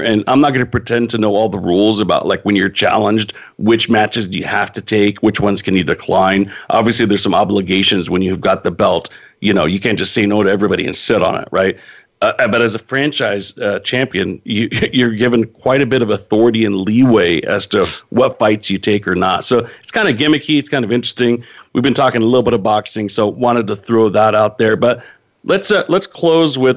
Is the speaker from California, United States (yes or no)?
yes; Northern California, United States; moved away; I'm originally from Northern California